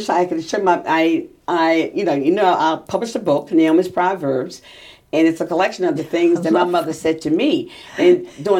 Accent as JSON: {"language": "English", "area": "Eastern Shore", "region": "Maryland", "country": "United States", "said": "my family goes back five generations here. So when I say I'm from the Eastern Shore."}